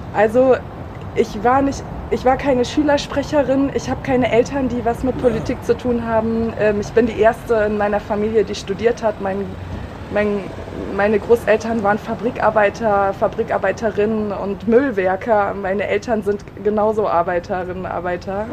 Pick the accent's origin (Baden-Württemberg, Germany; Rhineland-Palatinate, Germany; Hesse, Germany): Hesse, Germany; Kassel; moved away as an adult; also born or lived in Überlingen / Istanbul; now in Bremen, Germany; Bin zwar geboren in Überlingen, allerdings in Kassel aufgewachsen